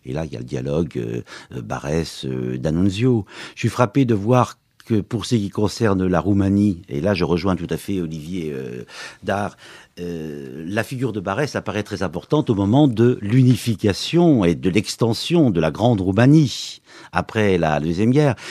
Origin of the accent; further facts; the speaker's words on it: Lorraine, Grand Est, France; je suis lorrain aussi